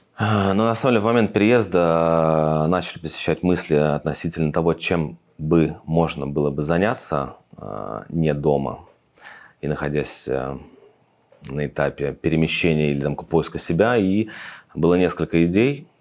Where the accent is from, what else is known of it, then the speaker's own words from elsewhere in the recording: Russia; moved away as an adult; now in Tbilisi, Georgia; я из России